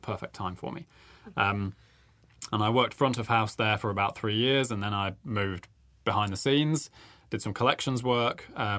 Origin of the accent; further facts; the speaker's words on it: Nottingham, East Midlands, United Kingdom; moved away as an adult; also born or lived in Birmingham; now in New Zealand; You can probably hear I'm not from New Zealand originally. Mm-hmm. So I grew up in Nottingham in the UK